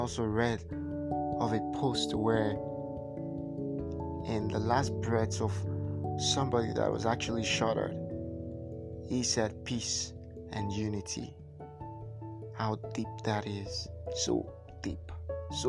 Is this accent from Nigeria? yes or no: yes; Nigeria; I'm Nigerian